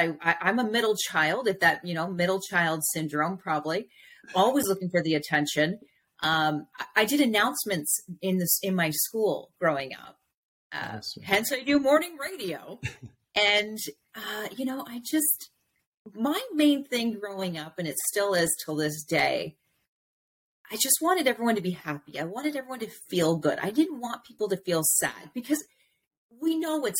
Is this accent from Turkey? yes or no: no; Canada; growing up in Canada.